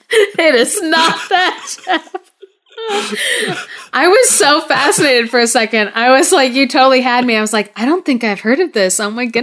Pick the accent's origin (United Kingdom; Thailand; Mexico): Thailand; So for the listeners, I grew up in Thailand. I lived there for 12 years while I was a kid growing up.